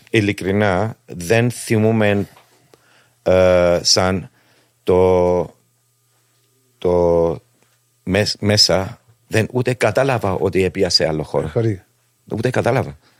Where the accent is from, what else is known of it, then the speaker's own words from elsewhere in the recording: Cyprus; γεννήθηκα στην Κύπρο 1967